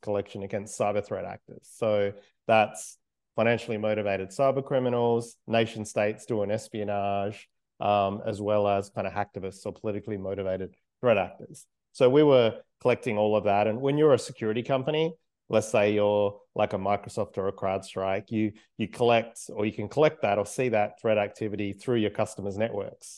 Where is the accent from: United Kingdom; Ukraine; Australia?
Australia; I'm Australian